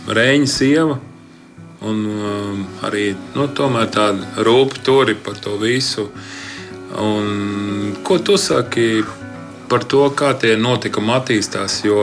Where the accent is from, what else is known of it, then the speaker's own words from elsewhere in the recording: Ance, Kurzeme, Latvia; es esmu no Anses.